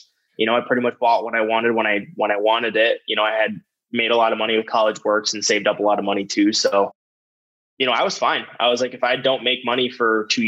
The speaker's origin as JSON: {"language": "English", "region": "Michigan", "country": "United States", "accent": "slight Michigan accent", "moved": "yes", "lives_now": "Arizona, United States", "said": "We're all from Michigan. You know, we have like a slight Michigan accent"}